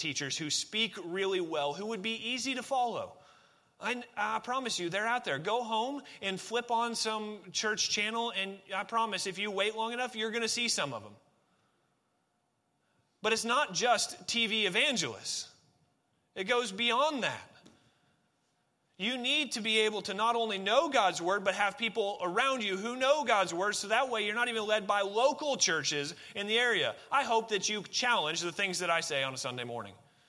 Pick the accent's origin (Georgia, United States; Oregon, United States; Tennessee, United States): Oregon, United States; I grew up in Oregon